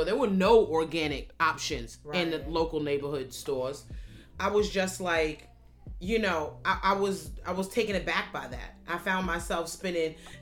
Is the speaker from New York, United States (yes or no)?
yes; New York City, New York, United States; also born or lived in Bronx, New York; I came to the Bronx really as a result of gentrification in my hometown of Harlem.